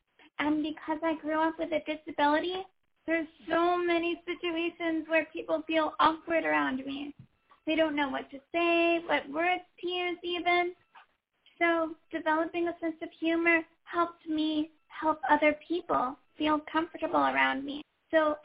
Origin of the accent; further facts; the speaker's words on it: Oakland, California, United States; I grew up in Oakland, California. I went away for college and law school, but then came back